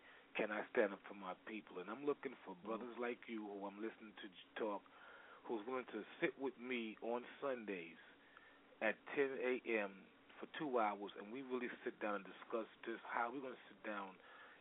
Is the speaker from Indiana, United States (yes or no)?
no; New York City, New York, United States; I'm from New York City. That's why I was asking. I'm from Brooklyn, New York.